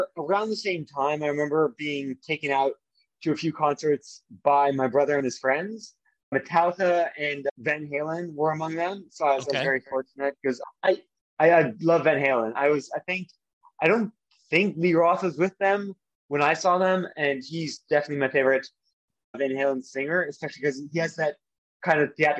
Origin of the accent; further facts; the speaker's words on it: Toronto, Ontario, Canada; also born or lived in London, United Kingdom; So I mostly grew up around Toronto, the unofficial capital of Canada. But I did spend a fair amount of my childhood in London, England, with my father's family.